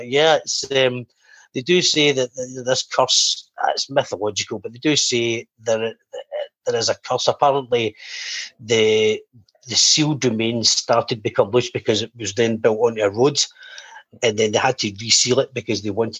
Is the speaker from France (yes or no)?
no; Erskine, Scotland, United Kingdom; also born or lived in Paisley; Obviously, I'm from Paisley myself, so it was quite an interesting one to read into as well. So, yeah, and funnily enough, just the last part, where I actually moved to when I was 2 years old, was a place called Erskine.